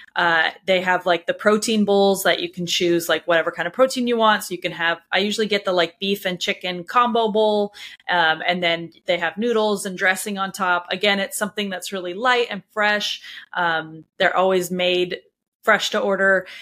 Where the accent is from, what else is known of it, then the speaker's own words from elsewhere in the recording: Anaheim, California, United States; moved away; I grew up in Anaheim, California